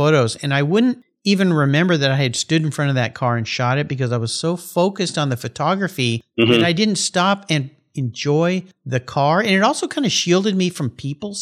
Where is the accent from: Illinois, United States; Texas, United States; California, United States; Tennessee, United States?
California, United States; San Diego; born or raised there; moved away